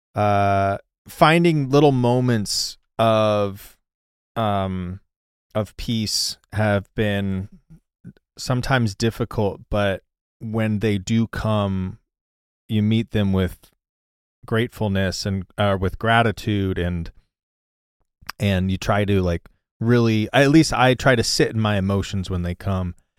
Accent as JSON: {"language": "English", "region": "Missouri", "country": "United States", "tie": "born or raised there", "said": "growing up, I'm from Missouri"}